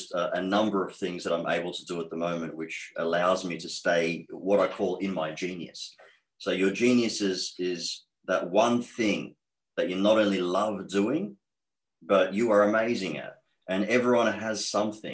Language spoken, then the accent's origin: English; Australia; accent: Australian; also born or lived in Egypt; So I have been in Australia since age 4. I am 38 now. So 34 years being raised in Australia, hence the accent that I have is very strong towards being Australian.